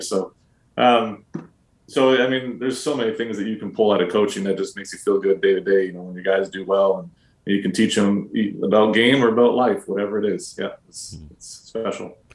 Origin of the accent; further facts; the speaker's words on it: Canada; as a Canadian around there.